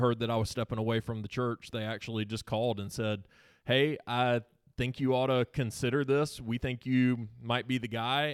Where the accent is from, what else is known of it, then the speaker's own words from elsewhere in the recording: Seneca, South Carolina, United States; also born or lived in Anderson, South Carolina; I born and raised in Seneca, South Carolina